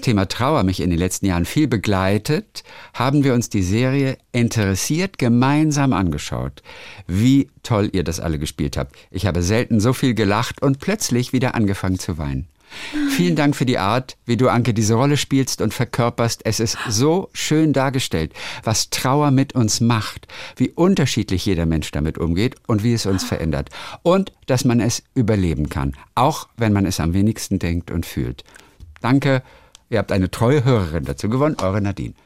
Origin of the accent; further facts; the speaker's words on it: Lübeck, Schleswig-Holstein, Germany; weil es ja meine Heimatstadt ist. Lübeck